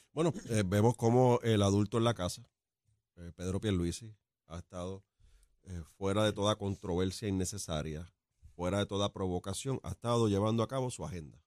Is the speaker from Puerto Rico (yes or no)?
yes; Ciales, Puerto Rico; yo soy de Ciales